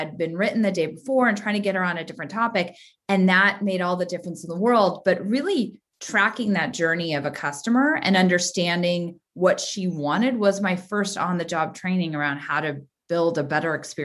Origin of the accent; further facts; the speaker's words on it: Santa Cruz, California, United States; I grew up in Santa Cruz, which, as you know, for Bay Area folks, is a very small, insulated beach community